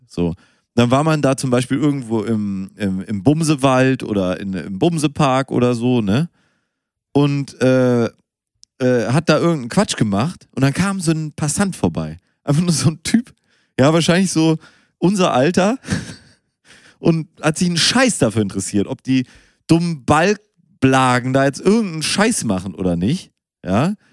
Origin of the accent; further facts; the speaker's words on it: Münster, North Rhine-Westphalia, Germany; dass ich in Münster geboren bin